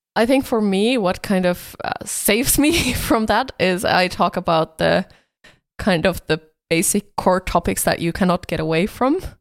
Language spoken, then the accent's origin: English; Finland; I come from Finland